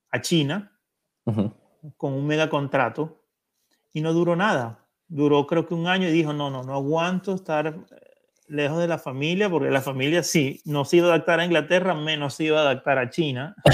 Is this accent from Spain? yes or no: no; Venezuela; Y yo como venezolano